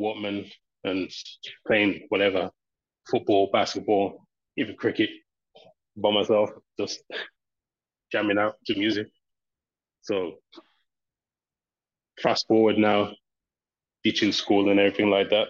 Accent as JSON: {"language": "English", "town": "Birmingham", "region": "West Midlands", "country": "United Kingdom", "said": "I'm from Birmingham."}